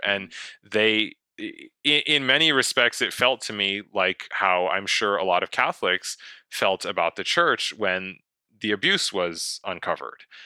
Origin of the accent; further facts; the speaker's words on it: United States; I do believe I have a responsibility as an American invested in the West